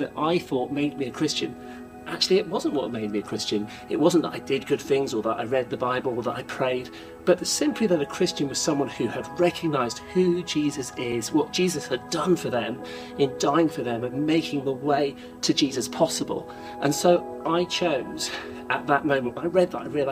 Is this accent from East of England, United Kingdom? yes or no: yes; Norwich, East of England, United Kingdom; when I was a kid, I grew up in a place called Norwich